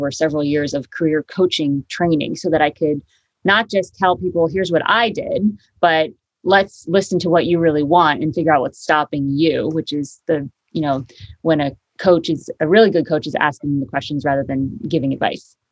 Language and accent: English; Connecticut, United States; moved away as an adult; also born or lived in upstate New York / Harlem, New York; now in Hudson Valley, United States; I grew up in Connecticut, went to school upstate New York, lived in Harlem for 12